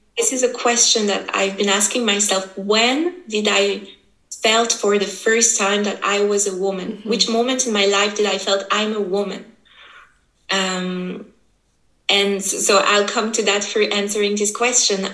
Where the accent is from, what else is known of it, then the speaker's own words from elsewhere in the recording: French part of Switzerland, Romandy, Switzerland; I was born here in Switzerland. My mother is from Brazil, my father is from Italy, and just somehow I just happened to be born here and to be raised here, so in the French part of Switzerland.